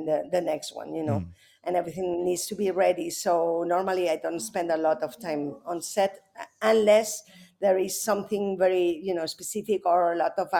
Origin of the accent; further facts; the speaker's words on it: Spain; I was raised Catholic first because, you know, I'm from Spain